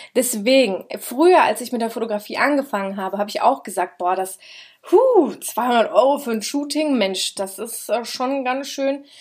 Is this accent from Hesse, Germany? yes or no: yes; Schotten, Hesse, Germany; Schotten, da wo ich herkomme, da sind ungefähr zwölftausend Einwohner